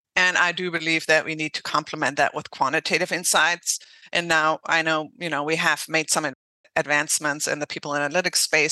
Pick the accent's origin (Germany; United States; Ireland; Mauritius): Germany; English is a second language; moved away; I'm from Germany originally. So I learned English, French, and Russian